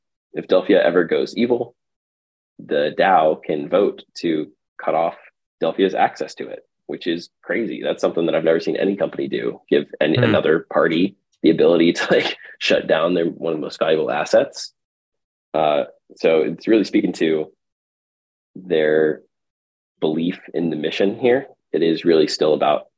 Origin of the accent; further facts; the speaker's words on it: Texas, United States; also born or lived in California; now in New York, United States; I grew up in Texas, moved to California, and then New York